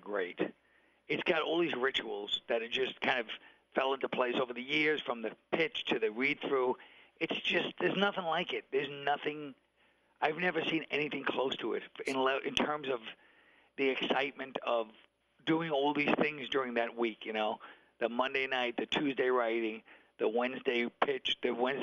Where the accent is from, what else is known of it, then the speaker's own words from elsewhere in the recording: New York City, New York, United States; I'm from Brooklyn. The Nets are playing about 5 minutes from where I grew up